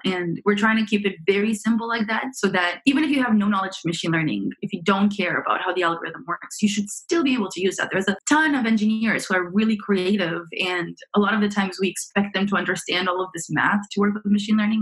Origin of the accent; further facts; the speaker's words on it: Romania; also born or lived in Montreal, Canada; now in San Francisco, United States; I am from originally from Romania, so I grew up in Romania, and then I moved with my parents to Canada